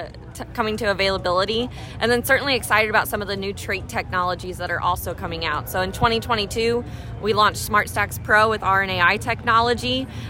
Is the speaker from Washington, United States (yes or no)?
no; Southern Illinois, United States; I'm from Southern Illinois